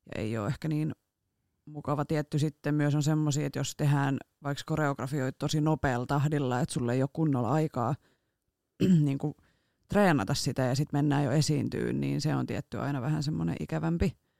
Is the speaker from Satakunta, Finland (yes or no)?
yes; Rauma, Satakunta, Finland; now in Turku, Finland; mä oon sieltä kotoisin ja siellä opetellut ajamaan